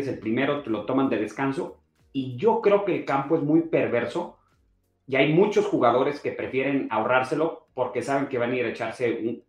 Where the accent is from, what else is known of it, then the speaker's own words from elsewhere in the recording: Mexico City, Mexico; nosotros como, a ver, como chilangos